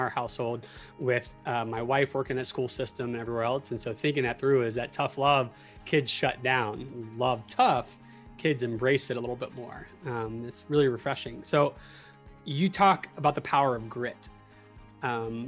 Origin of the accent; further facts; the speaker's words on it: Tallahassee, Florida, United States; I grew up in Tallahassee